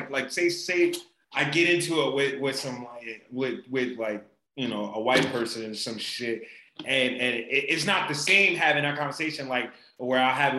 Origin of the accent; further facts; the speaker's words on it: Trinidad & Tobago; I'm Trini, I'm West Indian